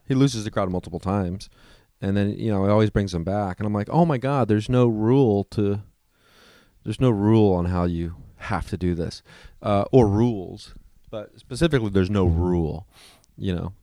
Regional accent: Midwest, United States; now in Los Angeles, United States; I come from the Midwest

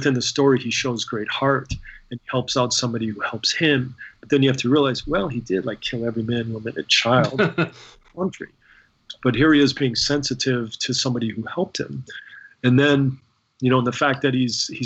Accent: Kansas, United States; I was a kid growing up in Kansas at the time

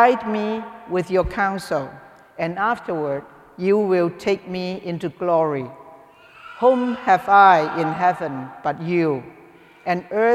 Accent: Hong Kong; moved away; I came from Hong Kong

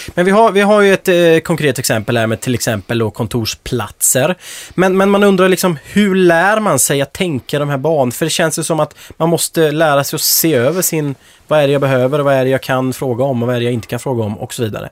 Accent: Småland, Sweden; Jag är själv från Småland

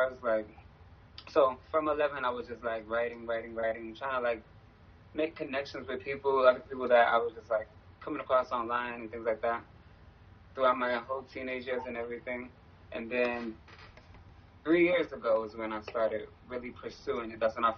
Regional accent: New York City, New York, United States; also born or lived in Bronx, New York / Jamaica, Queens, New York; I'm originally from the Bronx. I was born in the Bronx. I moved to Queens, in Jamaica, Queens, when I was 9, and then to Far Rockaway when I was 11. So from there, I just was like raised in Far Rockaway

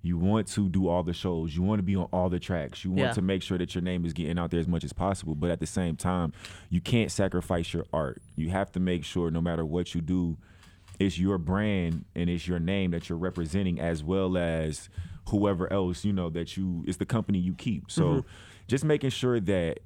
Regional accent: Chicago, Illinois, United States; I'm from Chicago

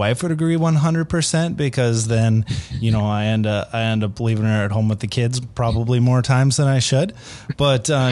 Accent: Minnesota, United States; now in North Dakota, United States; I grew up in Minnesota

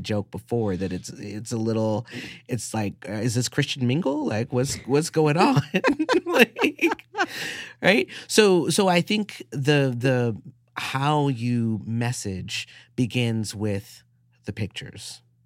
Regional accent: New York City, New York, United States; I was a, a nerdy, scrawny kid growing up in the South Bronx

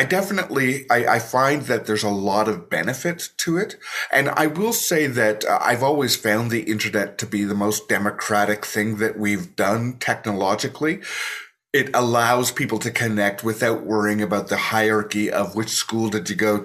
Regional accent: Toronto, Ontario, Canada; I'm from Toronto, so I am right on the lake

